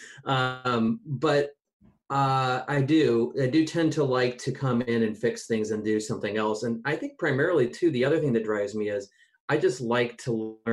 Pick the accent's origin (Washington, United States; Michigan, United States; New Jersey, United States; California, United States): Washington, United States; Olympic Peninsula; also born or lived in Port Townsend, Washington / Oak Harbor, Washington / Kirkland, Washington / Lake Forest Park, Washington; I grew up largely on the Olympic Peninsula. You know, I moved around to places like Port Townsend and Oak Harbor.